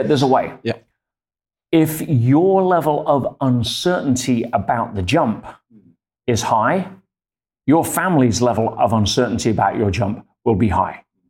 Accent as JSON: {"language": "English", "town": "Leicester", "region": "East Midlands", "country": "United Kingdom", "tie": "born or raised there", "said": "In England, yes. My hometown in Leicester."}